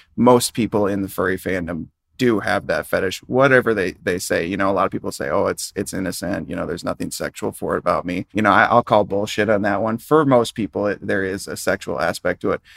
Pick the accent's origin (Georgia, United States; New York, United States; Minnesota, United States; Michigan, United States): Minnesota, United States; I grew up in Minnesota